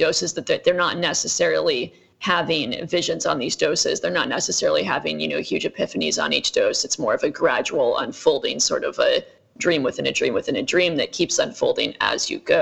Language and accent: English; Iowa, United States; moved away as an adult; also born or lived in Utah / New York; So I grew up in Iowa. I was born in Utah. I grew up in Iowa.